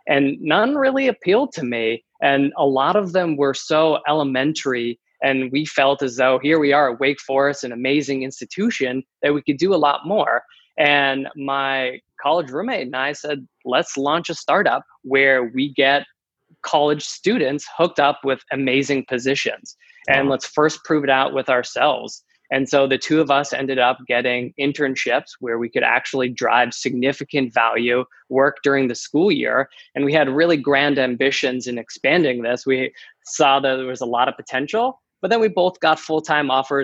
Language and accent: English; Massachusetts, United States; moved away as an adult; also born or lived in the South; now in San Diego, United States; I'm originally from Massachusetts, born and raised in the cold, and have been trying to get out my entire life